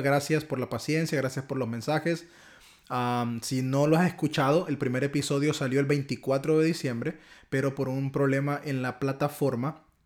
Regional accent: Honduras; accent: catracho; mi acentazo catracho

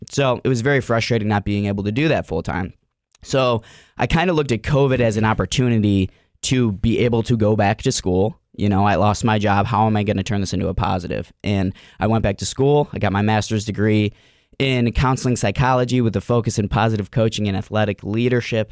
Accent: Cleveland, Ohio, United States; I'm from Cleveland, Ohio, uh, born and raised on the east side of Cleveland

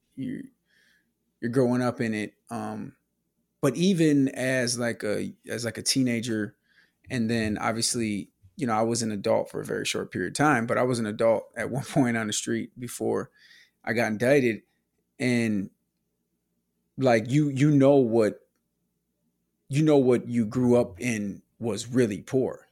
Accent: Milwaukee, Wisconsin, United States; born or raised there; moved away

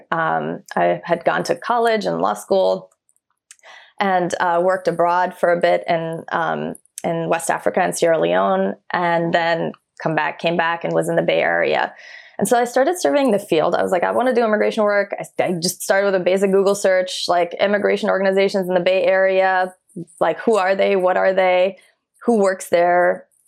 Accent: Iran; born there; I was born in Iran during the Iran Iraq War.

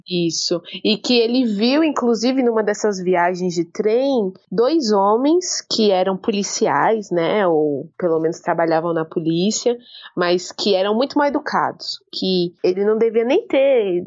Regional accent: São Paulo, Brazil; eu e minhas irmãs nascemos em São Paulo

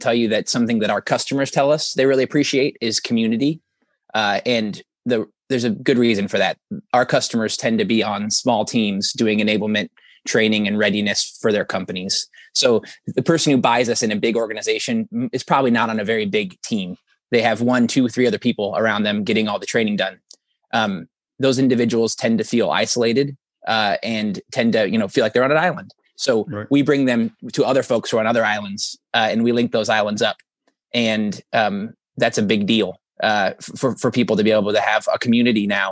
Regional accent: Elkhart, Indiana, United States; I grew up in Elkhart County, which is northern Indiana. I'm about 3 hours south of it now

